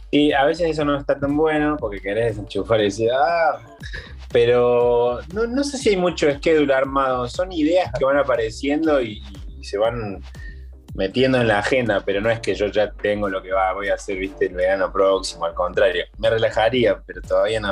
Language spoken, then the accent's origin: Spanish; Córdoba, Argentina; A mí como cordobés